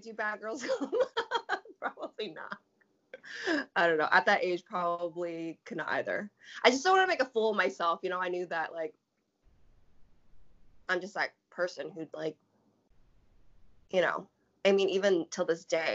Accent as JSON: {"language": "English", "town": "Tacoma", "region": "Washington", "country": "United States", "tie": "born or raised there", "said": "I'm from Tacoma, Washington. I grew up like in a very, you know, that kind of demographic"}